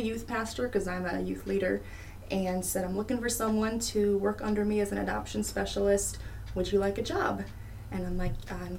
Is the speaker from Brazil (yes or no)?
no; Loda, Illinois, United States; I grew up in a little tiny farm town called Loda, which is about 45 minutes from here.